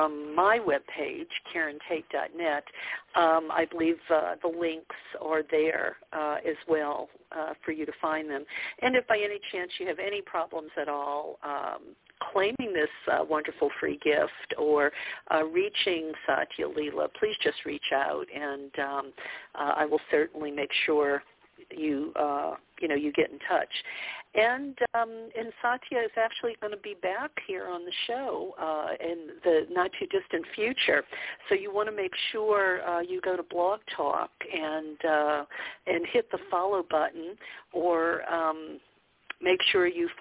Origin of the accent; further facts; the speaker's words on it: New Orleans, Louisiana, United States; I grew up in the Bible Belt of the South, in New Orleans to be exact